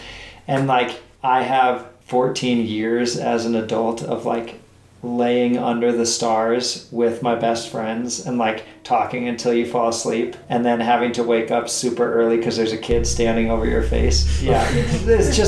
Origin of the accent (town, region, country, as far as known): Lander, Wyoming, United States; born or raised there; also born or lived in Madison